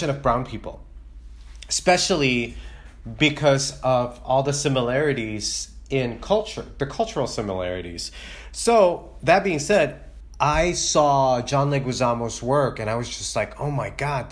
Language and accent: English; Chicago, Illinois, United States; also born or lived in Philippines; now in Los Angeles, United States; growing up in Chicago